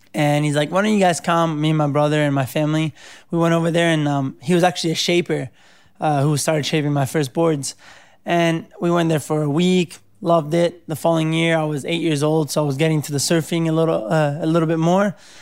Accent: Cerveteri, Lazio, Italy; also born or lived in Rome; I was born in Rome, and I, uh, grew up right outside Rome in a little town called Cerveteri

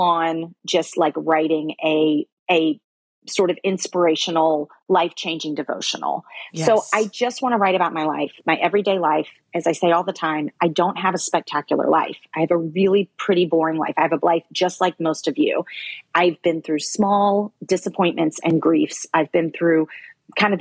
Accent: the Bible Belt, United States; now in New York City, United States; I grew up in the Bible Belt, but I live in New York City now.

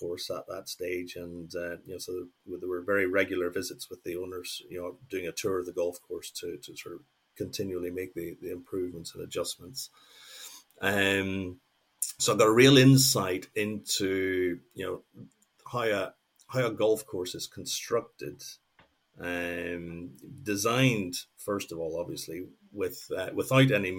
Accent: Northern Ireland, United Kingdom; moved away as an adult; also born or lived in Mexico; what I grew up with in Northern Ireland

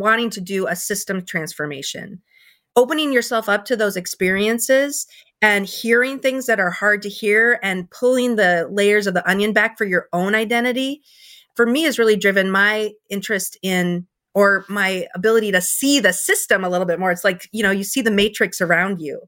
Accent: Minnesota, United States; moved away as an adult; also born or lived in New York City / the South; I'm from Minnesota, grew up here, spent most of my career here

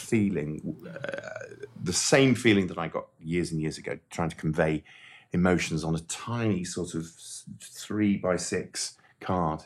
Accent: Llandudno, Wales, United Kingdom; I grew up in Llandudno

